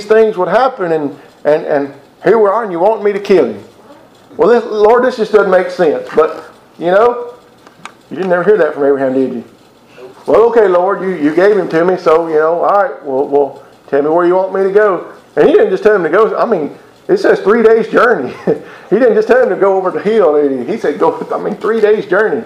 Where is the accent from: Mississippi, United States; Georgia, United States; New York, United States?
Mississippi, United States; I'm from Mississippi